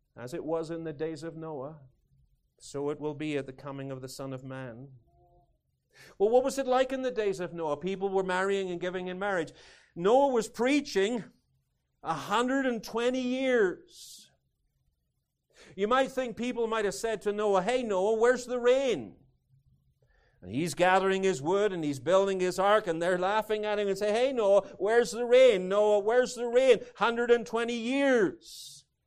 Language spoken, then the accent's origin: English; United Kingdom; moved away as an adult; now in United States; Being British, Although I'm Scots-Irish